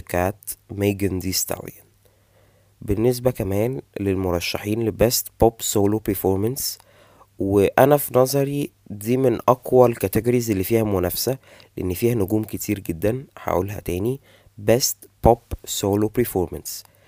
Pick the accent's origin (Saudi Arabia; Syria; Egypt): Egypt; عندنا في مصر